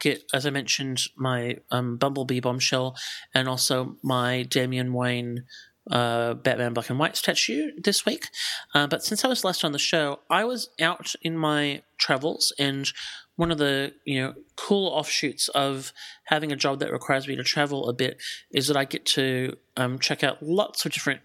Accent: Melbourne, Victoria, Australia; I'm actually from Melbourne. I'm not from here.

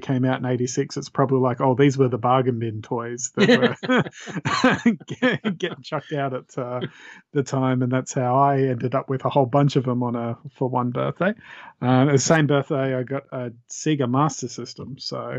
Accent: Australia

